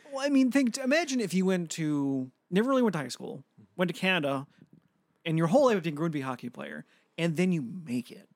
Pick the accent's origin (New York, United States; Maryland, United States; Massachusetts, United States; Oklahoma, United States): New York, United States; Buffalo; also born or lived in Woodville; I'm from South Buffalo. I moved to Woodville for a bit